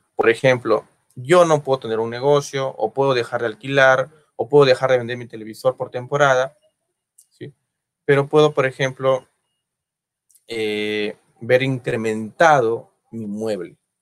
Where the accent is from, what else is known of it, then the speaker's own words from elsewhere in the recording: Peru; Yo soy peruano